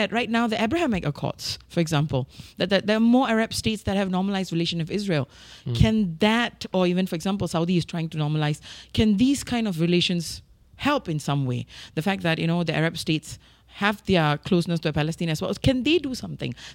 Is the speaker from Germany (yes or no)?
no; Singapore; I, as a Singaporean Muslim